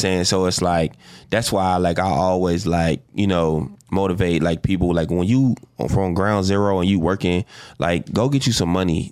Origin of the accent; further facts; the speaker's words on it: Chicago, Illinois, United States; South Side, yeah, I grew up on the nine